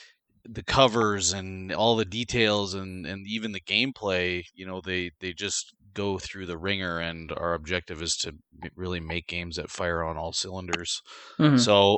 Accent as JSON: {"language": "English", "country": "Canada", "said": "I'm Canadian"}